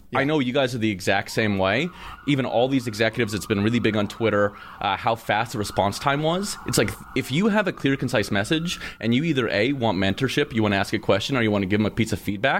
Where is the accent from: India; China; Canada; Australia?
Canada; I'm from Canada.